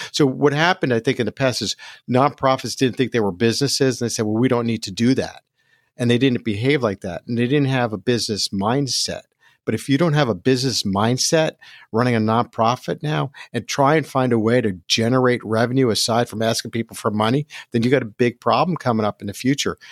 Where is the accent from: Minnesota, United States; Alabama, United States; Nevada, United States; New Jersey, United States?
New Jersey, United States; also born or lived in Brooklyn, New York; born in Brooklyn, but raised in Jersey. So I'm a Jersey boy